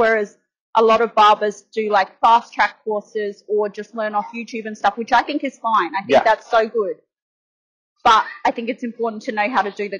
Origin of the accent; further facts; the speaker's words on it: Adelaide, South Australia, Australia; moved away as an adult; now in Melbourne, Australia; I grew up in Adelaide. I moved here in my early 20s for about 3.5 years. Back then, I was doing ladies' hair, and then back home for 5 years, and now back in Melbourne.